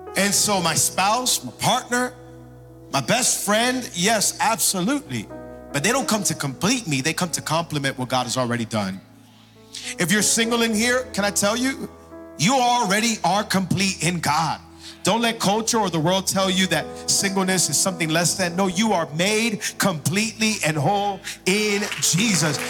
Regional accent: Miami, Florida, United States; also born or lived in Hialeah; I was born and raised here in Miami, been in church my entire life

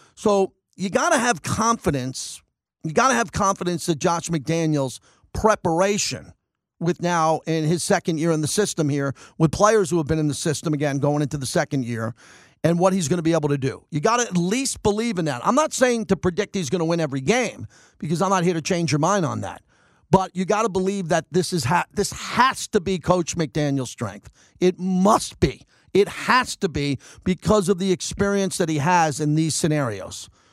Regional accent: New York City, New York, United States; now in Las Vegas, United States; I'm from New York. We have the Yankees.

